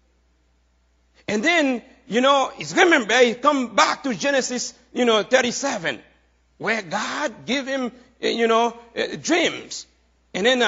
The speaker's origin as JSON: {"language": "English", "country": "Haiti", "moved": "as an adult", "lives_now": "United States", "said": "I am Haitian, right? How many of you know that? I come from Haiti, you know, a few years ago"}